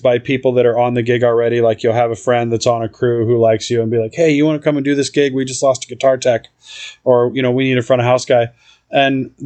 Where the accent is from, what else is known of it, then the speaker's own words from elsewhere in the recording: Southern Indiana, United States; now in Minneapolis, United States; I grew up in Southern Indiana on a farm in the middle of nowhere, in a tiny little town called Fountainette